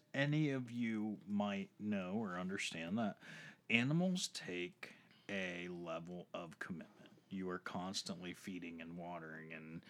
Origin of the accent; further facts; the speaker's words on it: United States; We're American.